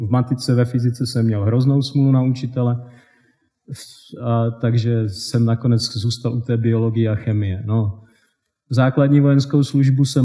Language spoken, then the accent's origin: Czech; South Moravian Region, Czechia; moved away; jak jsem se z Česka dostal do tohoto blázince, jednoduše řečeno. A, takže toto je můj krátký životopis. Taky malá vesnice, e, ne úplně malá, v tom, na té Jižní Moravě ty vesnice jsou velké celkem, má nějakých 400 domů.